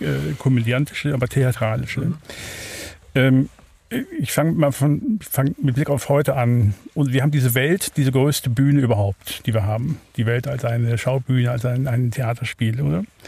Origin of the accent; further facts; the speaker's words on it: Wuppertal, North Rhine-Westphalia, Germany; now in Neuhausen, Switzerland; Ich bin äh, geboren in Wuppertal, Barmen, also in Deutschland, aufgewachsen dort